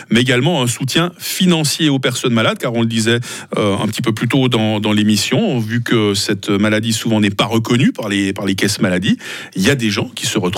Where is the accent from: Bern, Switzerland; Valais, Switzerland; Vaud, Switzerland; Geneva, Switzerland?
Vaud, Switzerland; Yverdon-les-Bains; c'est, ma ville natale